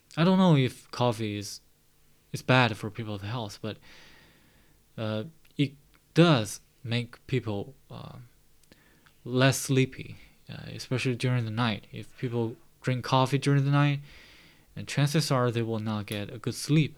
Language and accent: English; Baoding, Hebei, China; English is a second language; My hometown is located in uh, Baoding City in Hebei Province